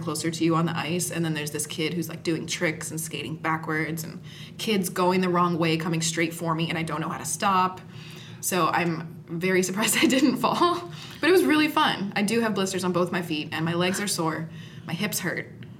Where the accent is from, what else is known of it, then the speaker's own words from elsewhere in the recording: Canada; I am from Canada.